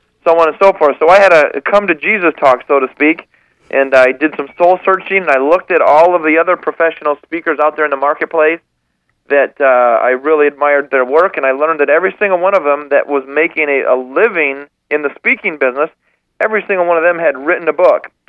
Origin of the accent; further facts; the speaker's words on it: Michigan, United States; now in Bainbridge Island, United States; I'm originally from Michigan, and I'm 38 years old. I live on Bainbridge Island, Washington